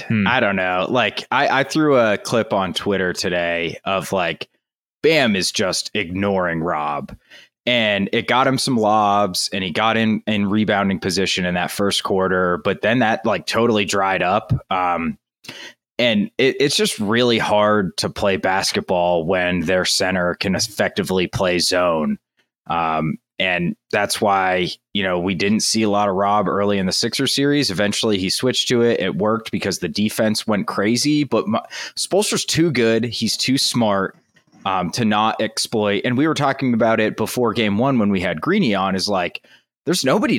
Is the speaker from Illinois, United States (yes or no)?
no; West Virginia, United States; in my home state of West Virginia.